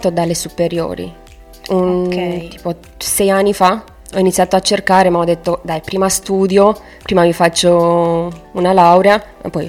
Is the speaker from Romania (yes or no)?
yes; Romania; Italian is a second language; moved away as an adult; now in Pescara, Italy; Io sono di Romania, eh, faccio anche io come, come, gli altri volontari il volontariato europeo qua a Pescara.